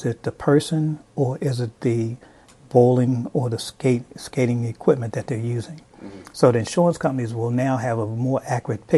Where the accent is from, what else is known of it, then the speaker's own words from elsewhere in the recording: Baltimore, Maryland, United States; I grew up in Baltimore